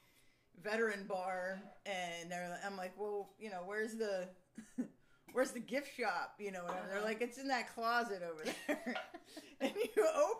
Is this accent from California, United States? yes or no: no; Pennsylvania, United States; an hour away from where I grew up in Pennsylvania